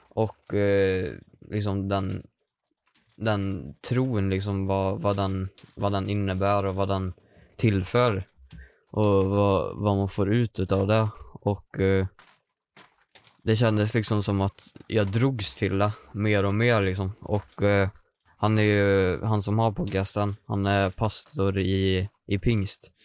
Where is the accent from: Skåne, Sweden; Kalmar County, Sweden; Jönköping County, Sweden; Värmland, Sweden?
Värmland, Sweden; Hagfors; now in Karlstad, Sweden; Jag kommer ifrån Hagfors. Mm. Det ligger 10 mil norr om Karlstad